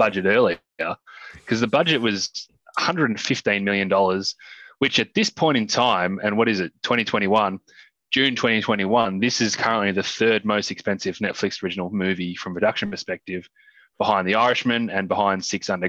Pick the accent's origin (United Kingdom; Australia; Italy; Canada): Australia; as an Australian